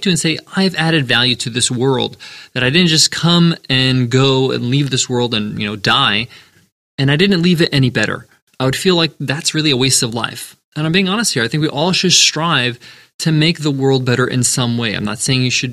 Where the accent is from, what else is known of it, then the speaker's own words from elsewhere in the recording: New York, United States; me and my sisters were born in the U.S. We grew up in New York